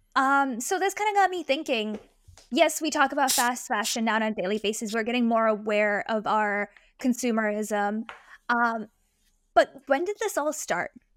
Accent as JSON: {"language": "English", "country": "India", "said": "As an Indian, I'm very proud"}